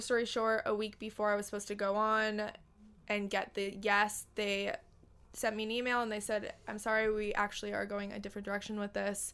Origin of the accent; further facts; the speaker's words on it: Los Angeles, California, United States; I was born and raised in Los Angeles, California